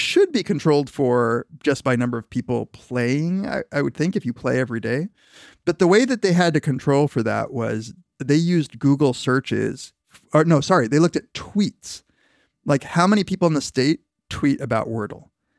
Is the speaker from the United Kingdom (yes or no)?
no; Argentina; born there; I was born in Argentina, for fuck's sake.